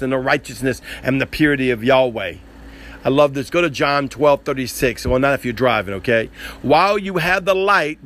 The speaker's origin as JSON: {"language": "English", "region": "the South", "country": "United States", "said": "You can tell I'm from the South"}